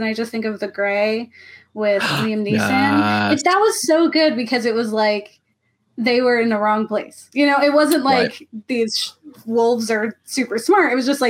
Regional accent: Florida, United States; I'm from Florida

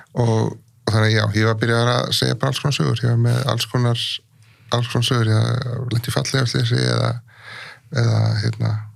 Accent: Iceland; ólst upp á Íslandi

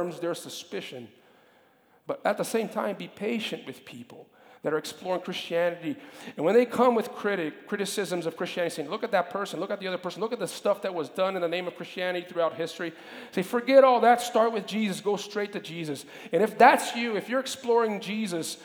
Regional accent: Brazil; moved away; When I was a kid, growing up in Brazil

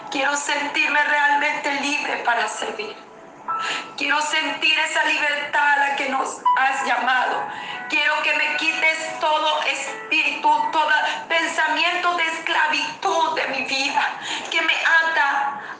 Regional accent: Venezuela; moved away as an adult; prácticamente que no regreso a mi país, Venezuela. Yo soy nacida en Venezuela. Estuve fuera del país durante todo este tiempo.

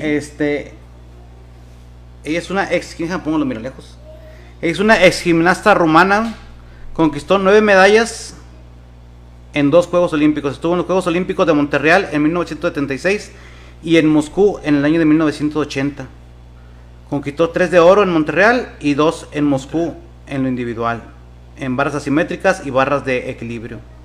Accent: Mexico; somos los mexicanos

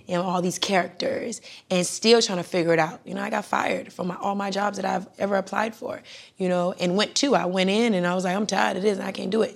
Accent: Miami, Florida, United States; moved away as an adult; also born or lived in Broward County, Florida / Jamaica (parents); now in Atlanta, United States; I was born in Broward and, and slid into Miami

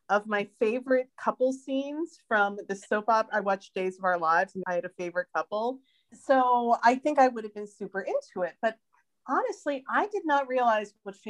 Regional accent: United States; now in Sweden; I live outside of Stockholm in Sweden, although I'm an American

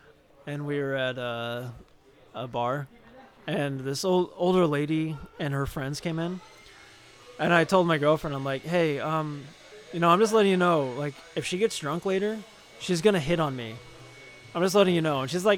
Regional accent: Phoenix, Arizona, United States; moved away; I'm from Phoenix.

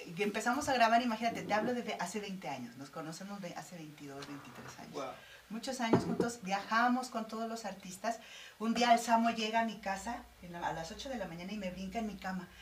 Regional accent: Morelos, Mexico; Orgullosamente morelense, eh, estoy en, mi, en mi tierra

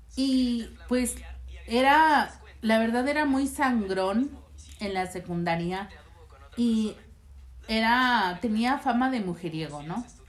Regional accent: Mexico; moved away; also born or lived in United States; ya había llegado este con bien a México

